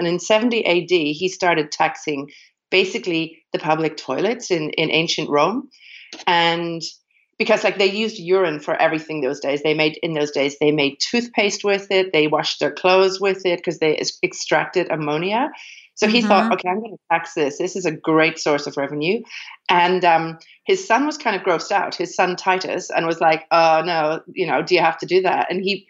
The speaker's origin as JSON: {"language": "English", "country": "Ireland", "also_born_or_lived": "Amsterdam / London / China", "moved": "yes", "lives_now": "Berlin, Germany", "said": "I'm originally from Ireland, and I've been living in Germany for about 10 years now."}